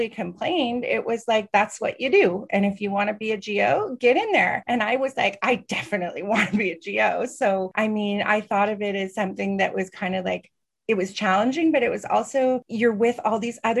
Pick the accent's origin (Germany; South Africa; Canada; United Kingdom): Canada; also born or lived in Montreal; I'm Canadian